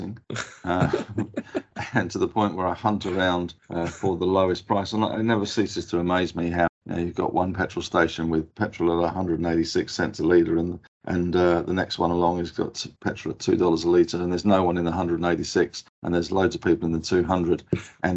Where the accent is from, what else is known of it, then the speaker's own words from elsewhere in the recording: England, United Kingdom; being English